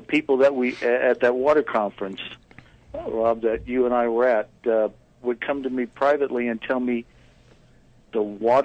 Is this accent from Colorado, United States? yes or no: no; Fresno, California, United States; moved away; also born or lived in Sacramento Valley, California; born in Fresno and grew up in my adult life in the Sacramento Valley